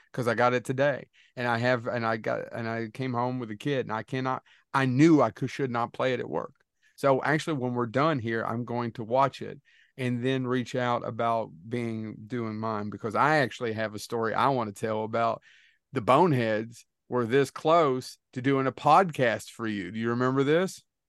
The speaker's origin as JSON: {"language": "English", "region": "Kentucky", "country": "United States", "said": "We're losers from Kentucky"}